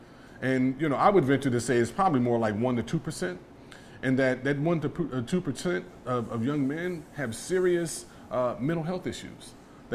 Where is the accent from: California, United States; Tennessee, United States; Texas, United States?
California, United States; Los Angeles; I was from the Jordan Downs, I was automatically associated with being from Grape Street